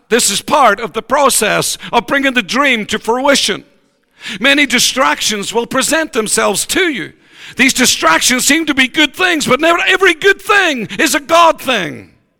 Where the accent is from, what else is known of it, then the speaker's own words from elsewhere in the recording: Ireland; We're personable people. We want to be with everybody all the time. We're Irish